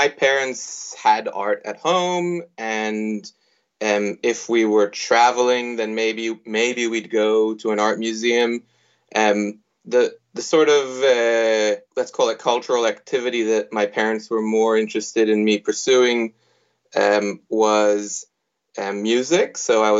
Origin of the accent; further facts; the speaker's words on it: Israel; moved away as an adult; also born or lived in United States; now in Sydney, Australia; I was born in the United States. I grew up in Israel until the age of 21, at which point I migrated to Australia and started started practicing art or studying art, doing my undergraduate degree in Sydney.